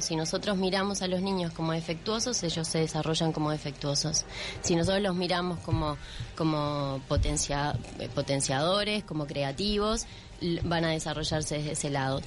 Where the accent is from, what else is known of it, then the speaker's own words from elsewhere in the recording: Uruguay; soy una uruguaya más